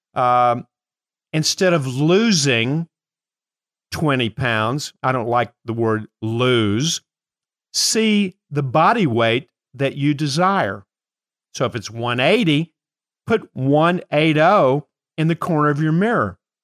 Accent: Kentucky, United States; I am from Kentucky

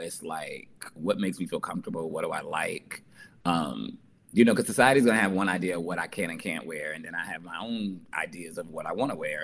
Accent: New Jersey, United States; I'm from New Jersey

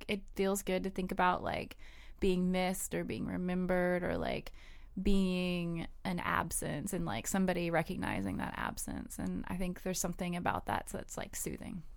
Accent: the South, United States; I grew up in the South

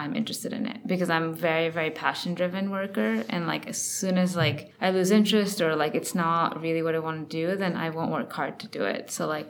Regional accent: Connecticut, United States; born there; also born or lived in India; I kind of grew up in a lot of different places. I was born in Connecticut. Then I actually lived in India for 4 years when I was 4 to 8.

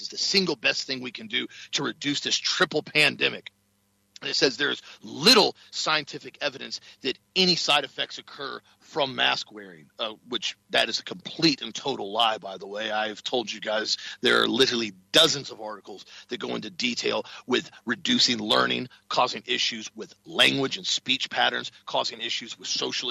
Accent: Florida, United States; I told him Florida

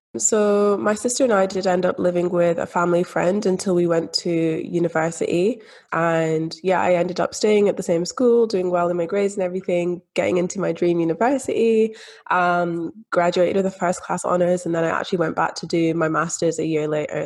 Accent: Scotland, United Kingdom; growing up in Scotland, growing up in the UK, where we do have that free public health system

